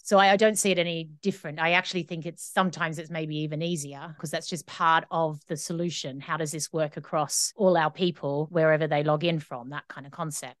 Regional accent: Australia; now in Scotland, United Kingdom; I live in the U K, in Scotland, but I'm Australian, so I have an Australian passport.

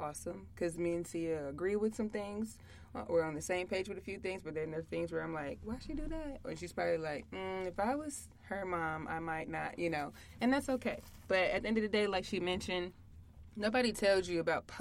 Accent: St. Louis, Missouri, United States; now in Columbus, United States; I am from St. Louis, Missouri, but I reside in the Ohio. No, just kidding. I live in Columbus, Ohio

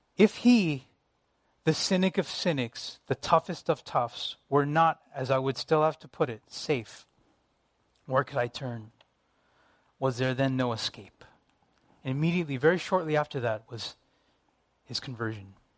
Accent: United States; Me being Asian American

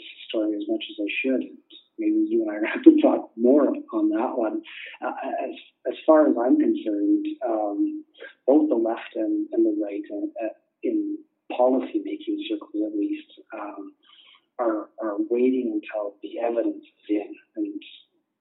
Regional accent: Canada; I'm from Canada

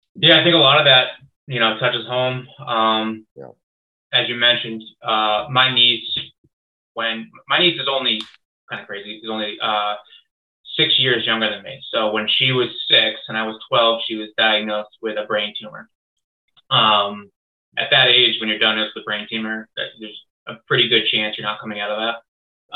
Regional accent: Longmeadow, Massachusetts, United States; I grew up in Long Meadow, Mass, which is a very uh, well off town.

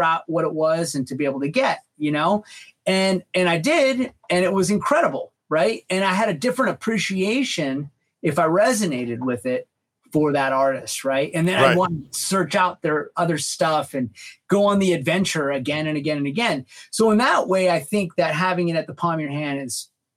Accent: Bay Area, California, United States; when I was growing up in the Bay Area

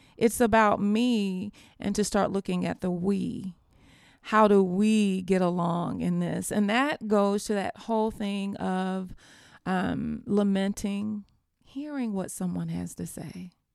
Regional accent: Americus, Georgia, United States; Americus, Georgia, which is my hometown

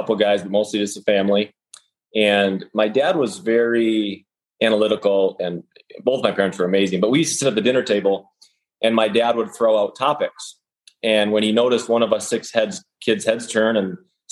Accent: Western North Dakota, United States; I grew up in North Dakota

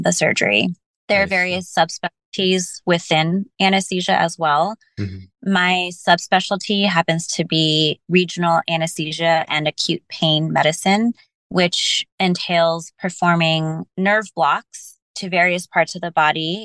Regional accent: Bay Area, California, United States; growing up in the Bay Area and continuing to do a lot of my education in the Bay Area

